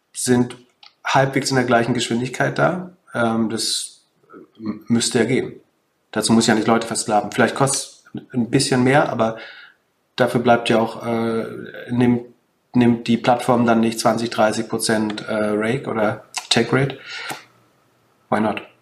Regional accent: Mecklenburg-Vorpommern, Germany; ich komme ja aus Mecklenburg-Vorpommern

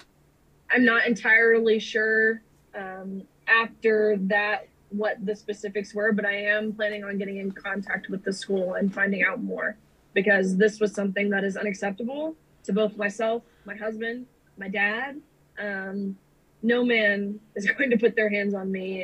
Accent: Nashville, Tennessee, United States; I'm from Nashville

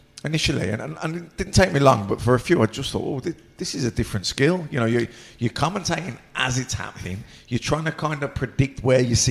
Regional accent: Birmingham, West Midlands, United Kingdom; accent: Birmingham; I've been blessed with a Birmingham accent

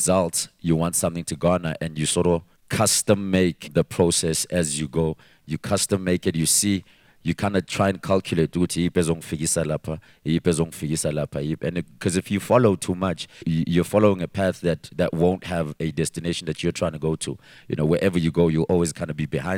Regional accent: Katlehong, Gauteng, South Africa; I'm from Katlehong, and nobody was from there

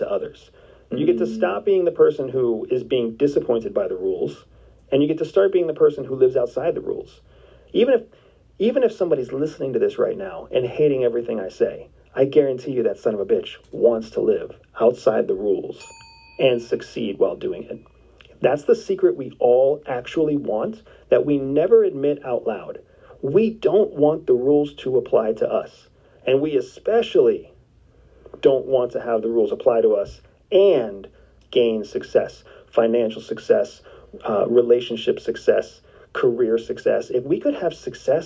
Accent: Enola, Pennsylvania, United States; my hometown, Enola, Pennsylvania

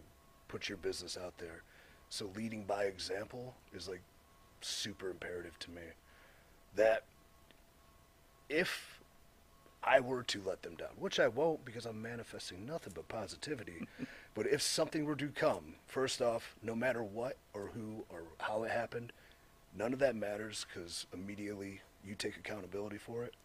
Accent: Cleveland, Ohio, United States; I'm from Cleveland. It's my hometown, right?

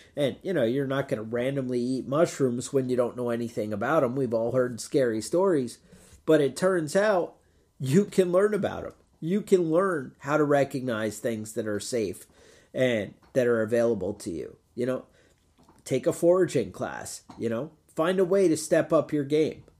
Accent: United States; as an American

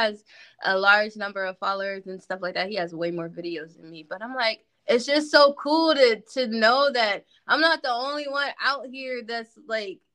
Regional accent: Canton, Ohio, United States; we're both from Canton.

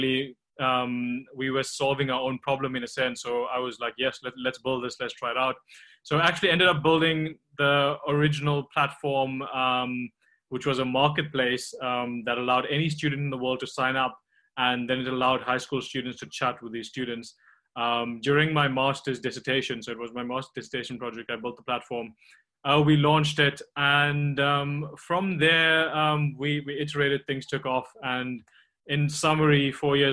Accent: Tongaat, KwaZulu-Natal, South Africa; also born or lived in Durban; I grew up in South Africa on the East Coast, near the city of Durban, but it's actually a small town called Tongaat, which is mainly a sugarcane farming town.

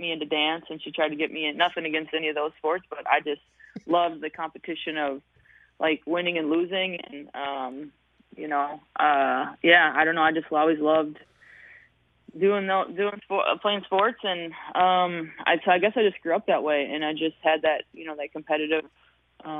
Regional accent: Hutchinson, Minnesota, United States; growing up in Hutchinson, Minnesota, like, you just, I wasn't a kid from the metro

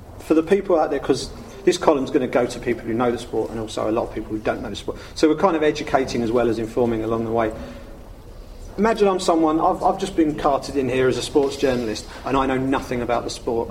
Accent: England, United Kingdom; as an English sports fan

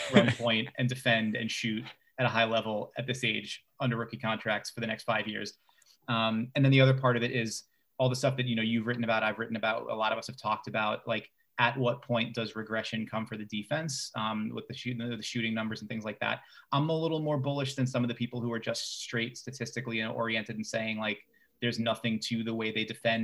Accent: New York City, New York, United States; I grew up in Bay Ridge. I've lived in New York most of my life.

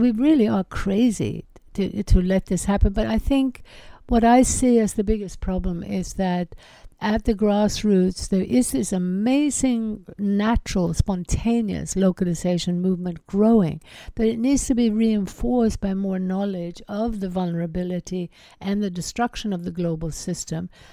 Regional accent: Sweden; I grew up in Sweden

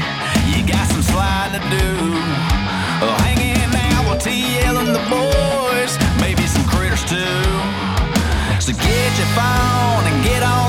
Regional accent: Ada, Oklahoma, United States; moved away as an adult; also born or lived in Texas; Ader, Oklahoma. Out in the middle of nowhere.

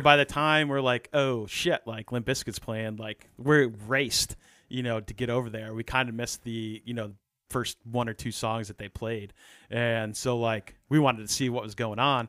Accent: New York, United States; growing up in New York

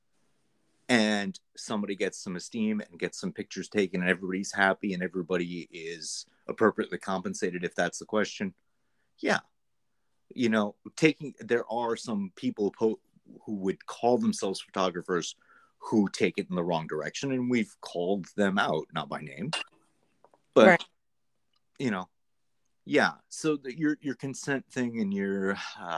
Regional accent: Greater New York, United States; I'm actually from like Greater New York

